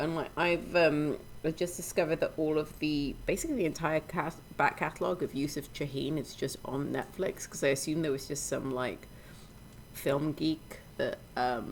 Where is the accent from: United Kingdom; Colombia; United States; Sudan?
Sudan; moved away; my experience growing up in Sudan